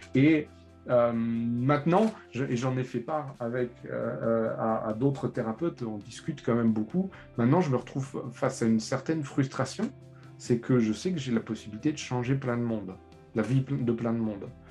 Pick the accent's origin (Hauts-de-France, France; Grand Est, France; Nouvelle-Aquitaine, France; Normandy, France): Grand Est, France; Lorraine; je suis lorrain